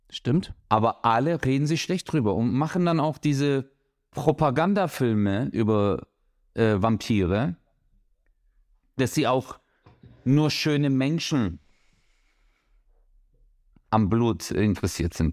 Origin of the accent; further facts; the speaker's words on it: Turkey; ich bin Türke